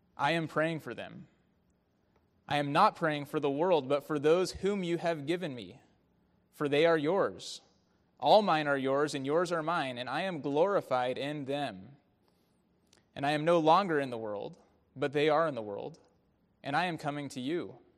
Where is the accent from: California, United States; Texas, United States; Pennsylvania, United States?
California, United States; Bay Area; a young kid growing up in the Bay Area